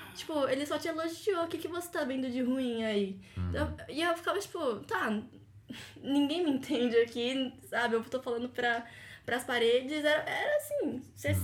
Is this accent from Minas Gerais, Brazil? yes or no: no; São Paulo, Brazil; moved away as an adult; also born or lived in São Carlos; morei em São Carlos, que eu fiz faculdade fora também, sou de São Paulo.